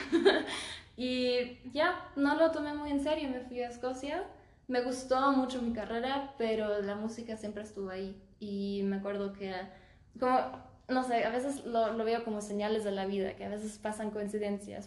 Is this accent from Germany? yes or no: yes; Germany; moved away as an adult; also born or lived in Stuttgart, Germany / Scotland; now in Aguascalientes, Mexico; Yo nací y crecí en Múnich, pero cuando yo tenía dos años nos mudamos a Stuttgart